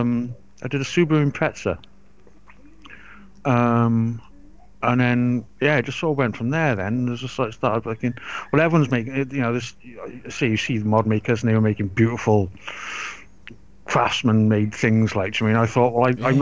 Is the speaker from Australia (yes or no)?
no; Wales, United Kingdom; also born or lived in Forest of Dean, England; I've just lived in Wales since I was three, four years old. Always lived in Wales.